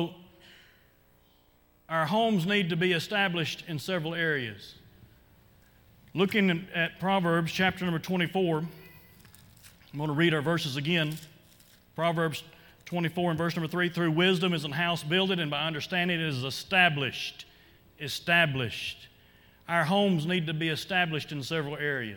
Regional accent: Oklahoma, United States; moved away; I grew up in Oklahoma, and it was cold in Oklahoma, in the area where I lived

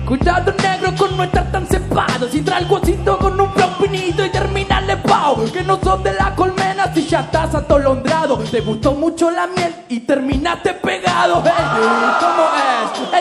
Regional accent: Argentina; soy la República Argentina, representada en cada una de mis fucking rimas

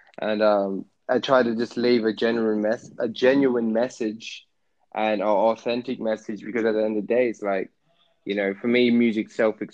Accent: Jamaica; being Jamaican, I had music in the house all the time

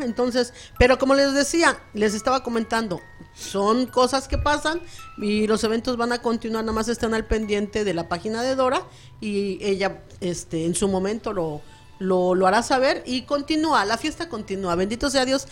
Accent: Mexico City, Mexico; moved away; yo vengo de la Ciudad de México

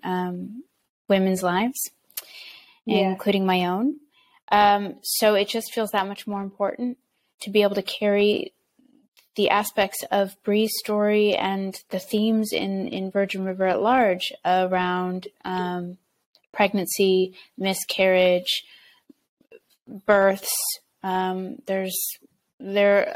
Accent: United States; I'm from the United States.

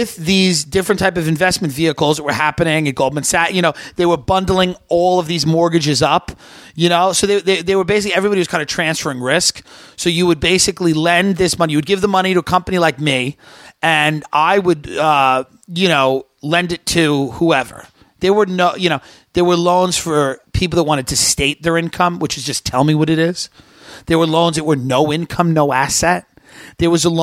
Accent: Long Island, New York, United States; growing up in Long Island

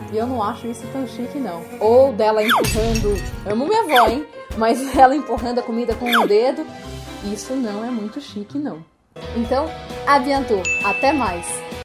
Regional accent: France; eu sou francesa

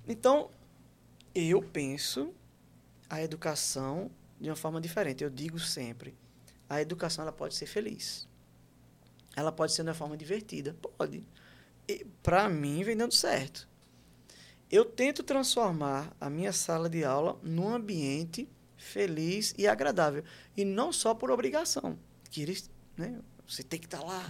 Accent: Maceió, Alagoas, Brazil; moved away as an adult; also born or lived in Santos, São Paulo / Penedo, Alagoas / João Pessoa, Paraíba; E com cinco anos de idade, mais ou menos, a gente chega em Alagoas. Penedo, Maceió, e aí eu fico em Maceió até meus 20 anos

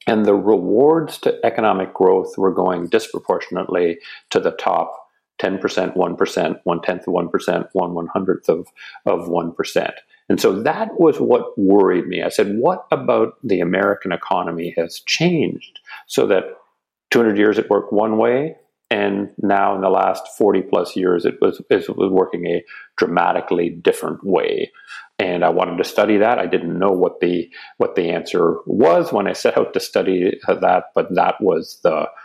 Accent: Canada; got talked into returning to my home country, which is Canada

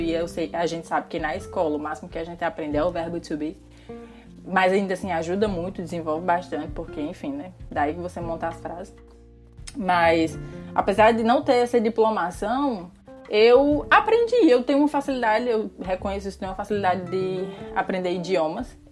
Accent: Ceará, Brazil; first language Portuguese; moved away as an adult; now in Portugal; dessa região específica de onde eu nasci, de onde eu fui criada

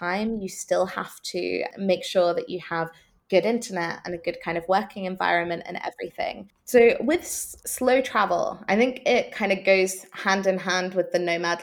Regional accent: Norwich, East of England, United Kingdom; moved away; also born or lived in Amsterdam / Kuala Lumpur / Melbourne; here in Norwich, my hometown in the UK

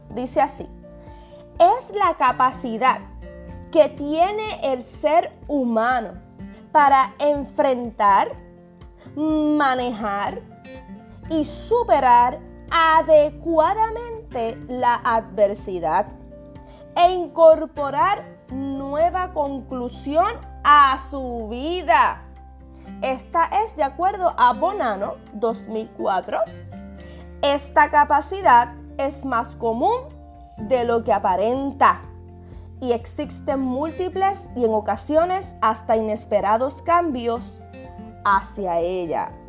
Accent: Puerto Rico; somos nosotros los puertorriqueños. Y, ¿verdad? y disculpen a aquellas personas eh, que son de otros países que puedan estar escuchando este podcast

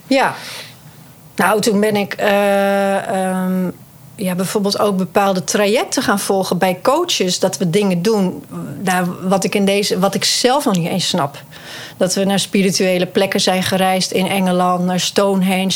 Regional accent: Friesland, Netherlands; ik kom uit Friesland

